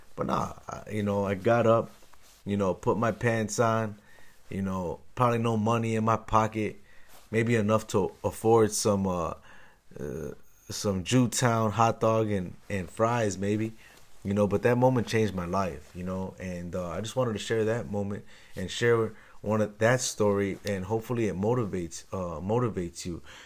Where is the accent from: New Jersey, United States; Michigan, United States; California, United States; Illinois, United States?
Illinois, United States; Chicago; moved away as an adult; also born or lived in Los Angeles / New York; now in Texas, United States; I'm from Chicago